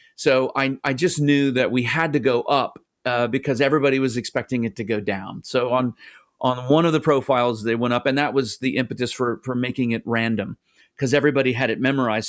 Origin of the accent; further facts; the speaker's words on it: United States; as an American